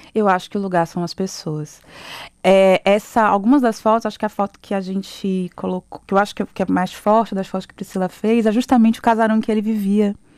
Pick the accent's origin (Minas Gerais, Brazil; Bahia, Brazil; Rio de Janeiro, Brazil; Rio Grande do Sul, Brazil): Bahia, Brazil; Salvador; eu cresci no Centro Histórico de Salvador